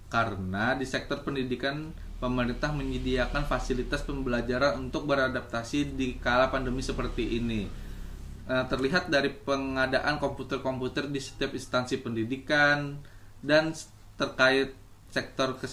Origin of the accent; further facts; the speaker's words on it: Banjarmasin, South Kalimantan, Indonesia; sedangkan aku dari Kota Banjarmasin